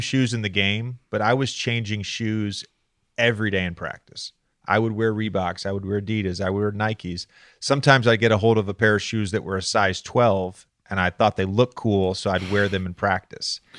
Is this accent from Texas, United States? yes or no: no; Roanoke, Virginia, United States; also born or lived in Charlottesville; I grew up in Roanoke, but I also lived in Charlottesville from ages three to seven